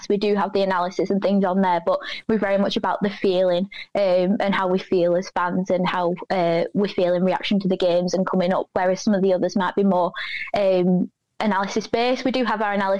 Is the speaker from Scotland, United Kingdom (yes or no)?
no; Burnley, North West England, United Kingdom; I was born in Burnley. I'm from a very Burnley family